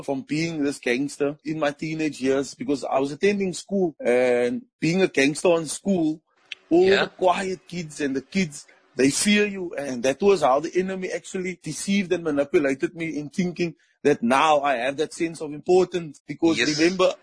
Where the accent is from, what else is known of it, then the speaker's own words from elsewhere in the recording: Cape Town, Western Cape, South Africa; growing up in the Cape Flats